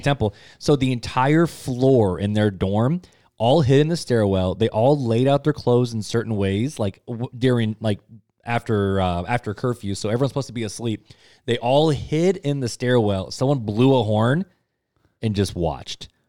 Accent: United States; us as American Christians

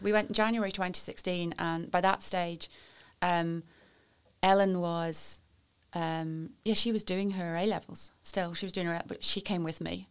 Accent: Warrington, North West England, United Kingdom; moved away as an adult; also born or lived in London; now in Northern Ireland; I'm originally from Warrington, which is um, near Manchester, I suppose, is what I usually say, but probably the place that most people pass on the M6, really, is sort of the way I think of it. Great place to, to grow up

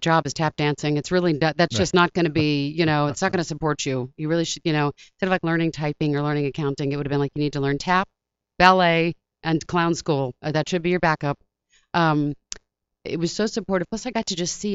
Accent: Washington, District of Columbia, United States; moved away; I grew up in the Washington, D.C. area.

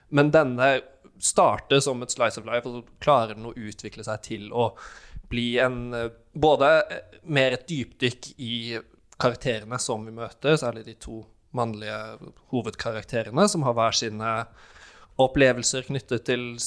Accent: Norway; jeg er norsk

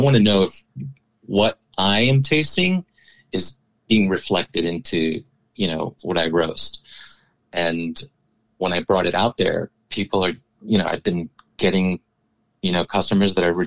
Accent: New York City, New York, United States; I was born and raised in New York City. My family's from Ecuador

